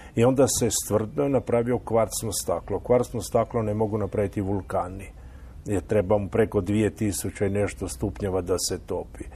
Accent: Istria County, Croatia; kod nas u Istri

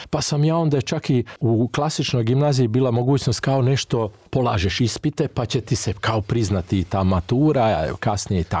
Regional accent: Ada, Vojvodina, Serbia; moved away; ja sam inače porijeklom iz Vojvodine i to je bila župa Svetog Trojstva u Adi

